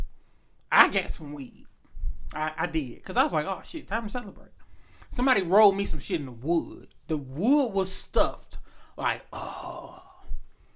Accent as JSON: {"language": "English", "town": "Detroit", "region": "Michigan", "country": "United States", "said": "we're from Michigan, Detroit"}